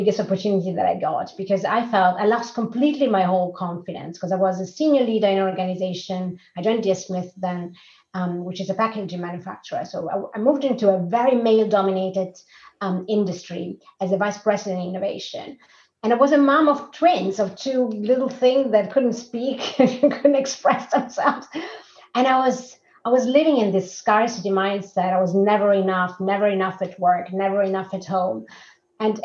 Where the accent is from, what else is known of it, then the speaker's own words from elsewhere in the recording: Rome, Lazio, Italy; moved away as an adult; also born or lived in Lausanne, Switzerland / Austria / Zurich, Switzerland; now in Sweden; I'm originally from Rome. I left Rome in 2004 and started living abroad